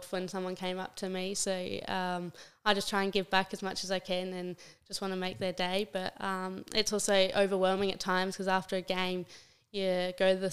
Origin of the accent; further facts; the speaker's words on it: Adelaide, South Australia, Australia; moved away as an adult; also born or lived in Sweden; to represent my hometown